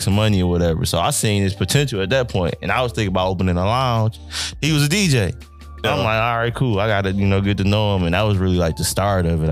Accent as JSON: {"language": "English", "town": "Detroit", "region": "Michigan", "country": "United States", "said": "I'm from Detroit"}